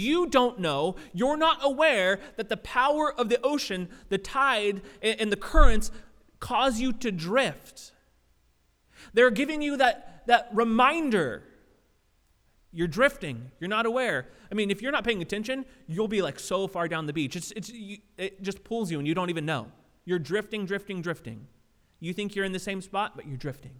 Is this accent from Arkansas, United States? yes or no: no; Southern California, United States; I grew up in Southern California